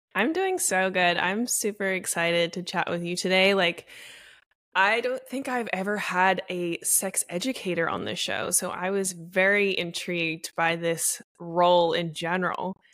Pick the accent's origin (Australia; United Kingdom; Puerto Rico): Australia; I'm from Australia